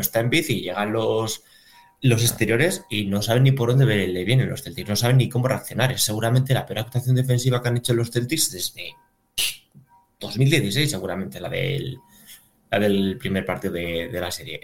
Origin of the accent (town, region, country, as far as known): León, Castile and León, Spain